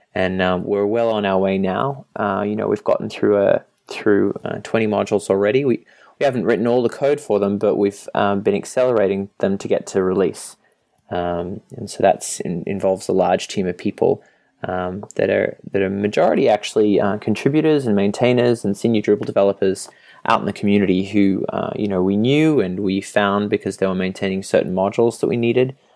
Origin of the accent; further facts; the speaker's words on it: Australia; moved away as an adult; also born or lived in Europe; now in Boston, United States; I'm from Australia and previous to this Europe